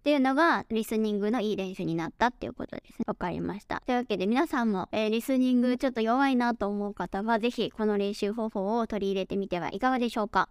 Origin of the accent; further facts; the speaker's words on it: Japan; first language Japanese; now in Dallas, United States; 私自身は、えー、日本語が母国語で